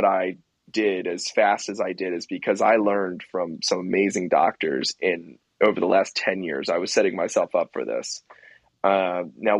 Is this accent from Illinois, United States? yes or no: no; suburbs west of Philadelphia, Pennsylvania, United States; it's in my hometown